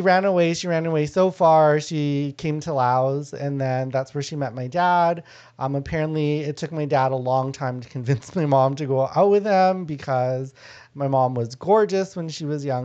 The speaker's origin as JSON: {"language": "English", "country": "Canada", "tie": "born or raised there", "also_born_or_lived": "Thailand", "first_language": "Lao"}